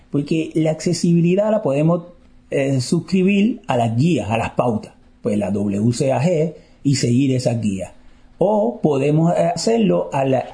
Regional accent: Puerto Rico; Eh, de Puerto Rico.

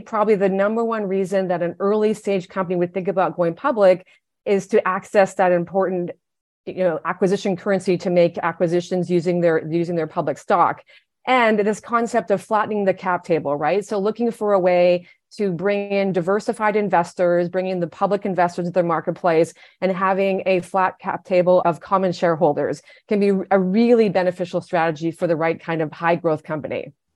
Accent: Canada; moved away as an adult; now in United States; I am Canadian, I've been living in the US for 10 years

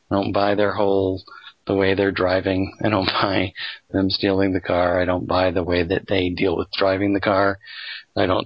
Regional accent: Colorado, United States; I grew up in Colorado um, for at least a few years of my life

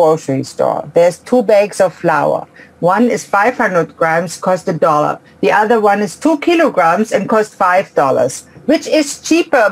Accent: Ulm, Baden-Württemberg, Germany; moved away; I grew up in Ulm in Germany, a small suburb actually of Ulm

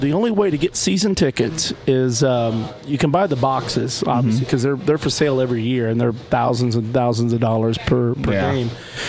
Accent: Oklahoma, United States; I'm from Oklahoma.

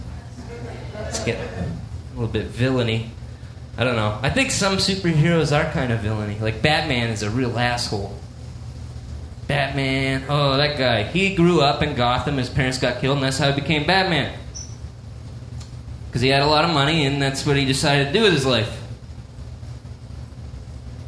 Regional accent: Canada; I'm a Canadian

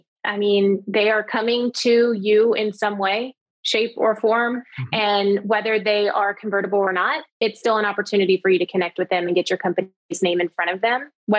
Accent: the South, United States; I'm from the South, so that sounds great to me.

